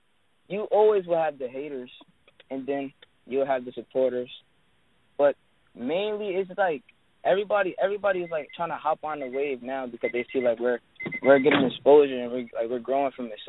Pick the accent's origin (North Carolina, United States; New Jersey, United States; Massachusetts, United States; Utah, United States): New Jersey, United States; Paterson; I'm from Paterson, New Jersey, 16 years old